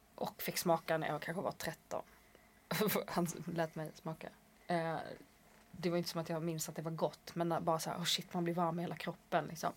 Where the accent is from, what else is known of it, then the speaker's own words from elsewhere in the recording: Skåne, Sweden; accent: Scanian; Jag får absolut inte låta skånsk